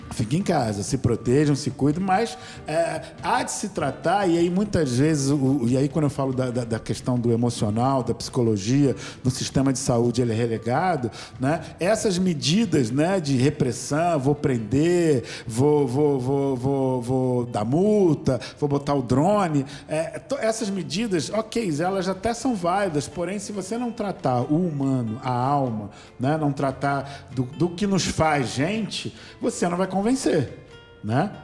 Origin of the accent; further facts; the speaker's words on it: Rio de Janeiro, Brazil; todos nós somos cariocas